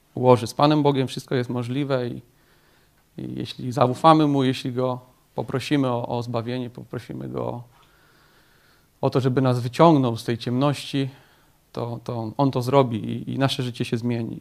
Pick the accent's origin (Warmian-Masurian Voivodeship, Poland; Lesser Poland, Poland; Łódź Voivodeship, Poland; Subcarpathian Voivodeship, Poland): Łódź Voivodeship, Poland; Tomaszów Mazowiecki; Pochodzę ogólnie z Tomaszowa Mazowieckiego